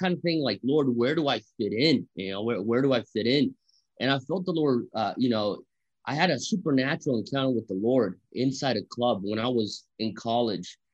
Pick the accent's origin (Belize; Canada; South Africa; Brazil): Brazil; moved away; also born or lived in Europe / United States; I am half Japanese. I'm half Italian, born and raised in Brazil, spent part of my childhood in Europe, was educated in America